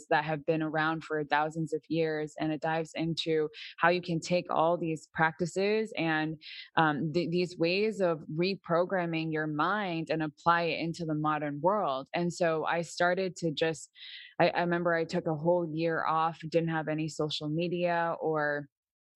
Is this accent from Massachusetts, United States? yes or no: yes; Massachusetts, United States; also born or lived in New York; now in Florida, United States; I was born in Massachusetts